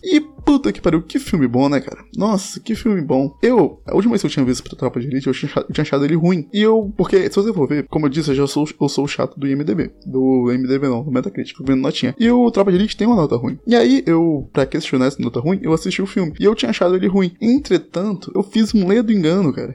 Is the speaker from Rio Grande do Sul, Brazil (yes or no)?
no; Espírito Santo, Brazil; Eu sou capixaba